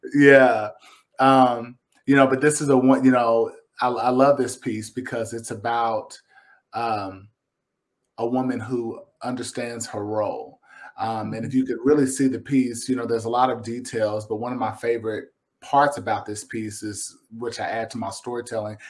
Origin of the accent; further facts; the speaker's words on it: Lexington, Kentucky, United States; now in Versailles, United States; I'm a Kentuckian. I'm a Kentucky boy. I'm from Lexington. I live out uh, in Versailles now